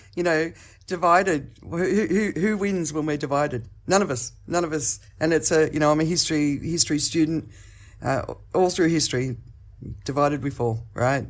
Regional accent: Australia; accent: Australian; now in Phuket, Thailand; I'm in Phuket, Thailand, but my accent is Australian

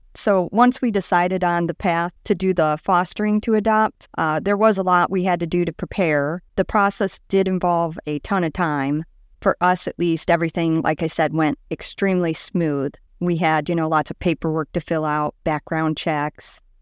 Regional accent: Liberty Township, Indiana, United States; I grew up in Liberty Township, which is right between Valpo and Chesterton

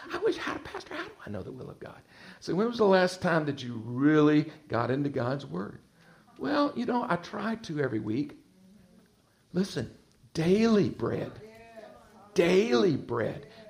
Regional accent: Texas, United States; accent: twang; moved away as an adult; now in Virginia Beach, United States; I'm originally from Texas, spent all my life in Texas, and the Lord led us in 1991 to relocate to the Virginia Beach area

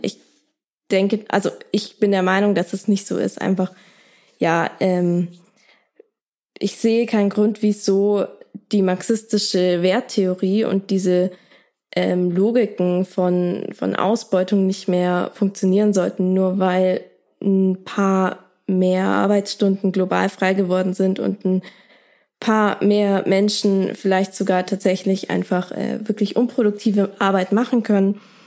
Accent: Germany; bei uns in Deutschland

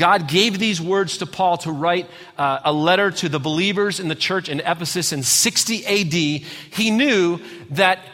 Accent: Redford, Michigan, United States; my little tiny house I grew up in outside of Detroit, Michigan, in a little town called Redford

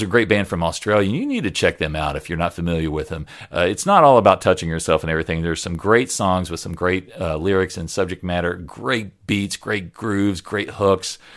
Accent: United States; I am an American

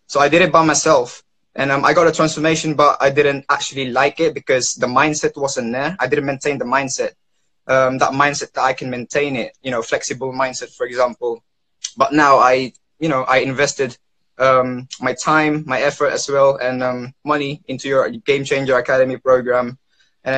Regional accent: London, United Kingdom; I am from London, United Kingdom

